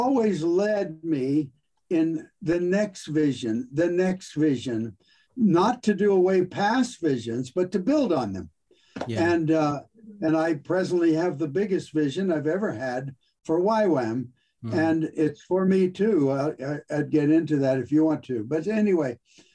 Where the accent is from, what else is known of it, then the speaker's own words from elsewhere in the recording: California, United States; I'm born and raised in California